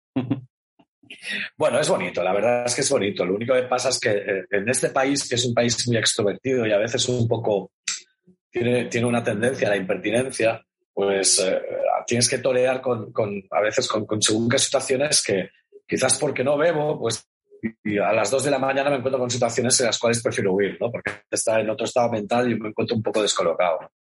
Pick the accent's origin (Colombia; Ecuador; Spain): Spain; Catalonia; esto soy muy catalán